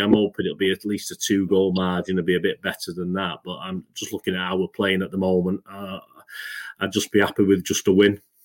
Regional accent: England, United Kingdom; I'm English. I'm British

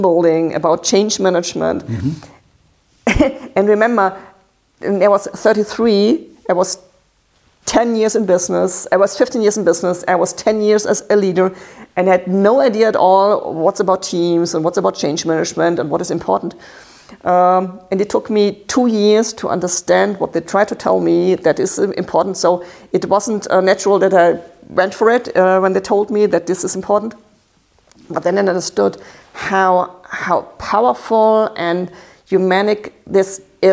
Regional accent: Baden-Württemberg, Germany; English is a second language; I'm from Baden. It's near the French border.

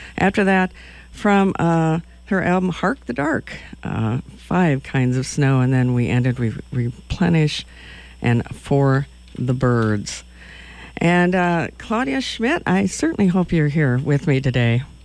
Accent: Madison, Wisconsin, United States; I'm from Madison, Wisconsin

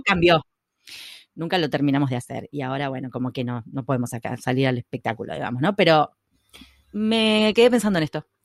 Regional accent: Buenos Aires, Argentina; somos porteñas

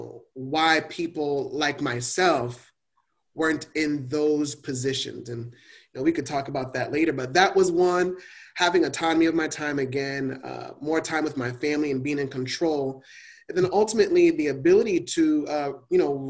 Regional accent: Miami, Florida, United States; growing up in Miami, and I was in West Perrine

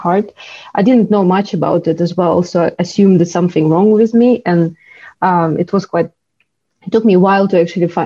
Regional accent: Chuvashia, Russia; moved away as an adult; now in United Kingdom; I'm originally from Russia, from an ethnic minority called Chuvash. And I moved to UK something like 10 years ago now.

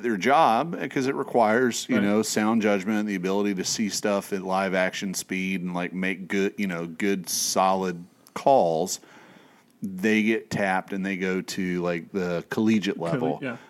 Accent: East Tennessee, United States; I grew up in East Tennessee

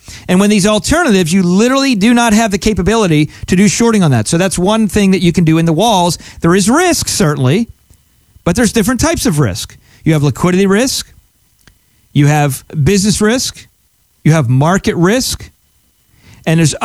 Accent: Pennsylvania, United States; moved away as an adult; now in South Florida, United States; I'm from Pennsylvania originally, grew up there and lived there a lot of my life.

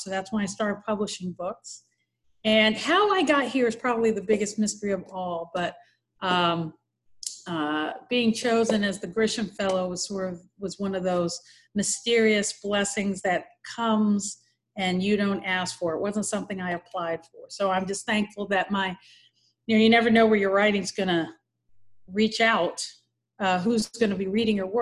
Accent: Norfolk, Virginia, United States; moved away as an adult; also born or lived in New York / Massachusetts; now in Oxford, Mississippi, United States; growing up in Norfolk

